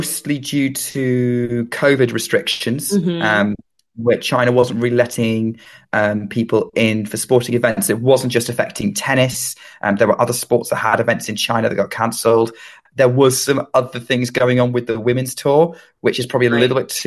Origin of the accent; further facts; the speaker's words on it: United Kingdom; being British, living in the UK